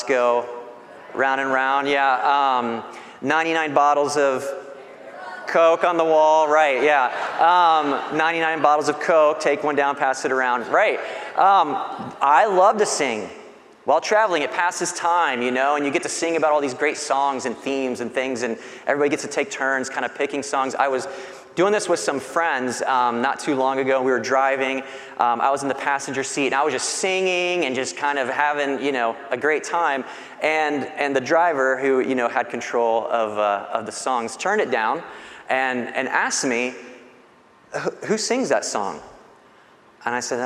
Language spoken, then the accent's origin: English; Bradenton, Florida, United States; I was born in Bradenton